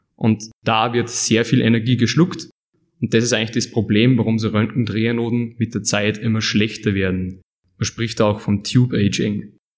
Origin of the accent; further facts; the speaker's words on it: Upper Austria, Austria; moved away as an adult; now in Leoben, Austria; Ich bin ursprünglich aus Oberösterreich